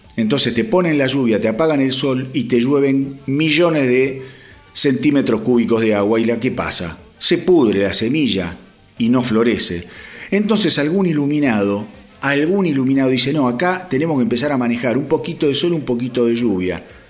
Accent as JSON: {"language": "Spanish", "country": "Argentina", "said": "como argentino"}